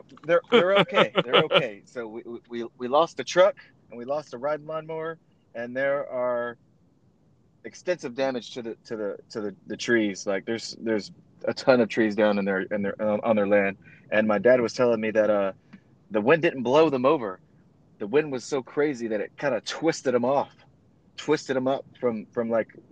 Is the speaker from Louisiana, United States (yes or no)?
yes; Southwest Louisiana, United States; moved away; I'm from Louisiana